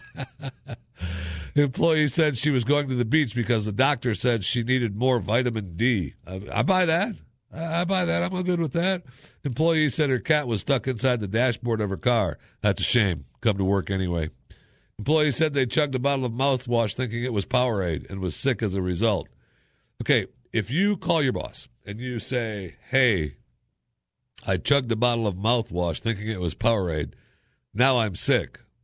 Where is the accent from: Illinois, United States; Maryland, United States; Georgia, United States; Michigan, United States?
Michigan, United States; I grew up in Michigan and it was, you know, foundry workers